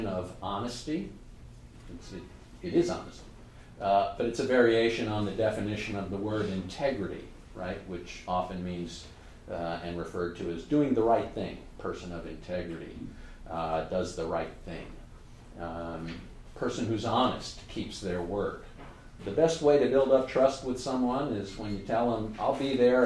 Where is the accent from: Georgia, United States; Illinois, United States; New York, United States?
New York, United States; I'm a New Yorker